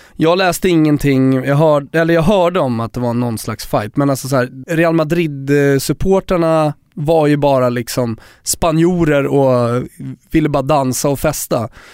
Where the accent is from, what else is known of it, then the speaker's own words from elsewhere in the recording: Sweden; jag är svensk